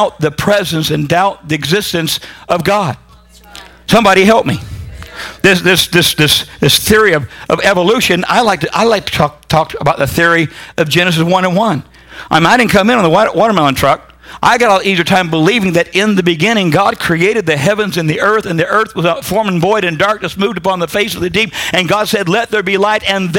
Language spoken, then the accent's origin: English; Huntington Beach, California, United States; I am from Southern California. I am a Huntington Beach surfer. I grew up with that crowd